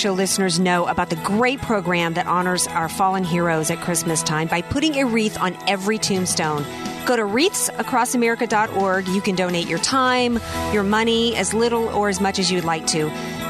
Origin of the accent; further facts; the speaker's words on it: the South, United States; by the time I was 16 years old growing up in the South, Dr. Jasser, I'm a Southerner to my core. You cannot take the Southern out of me.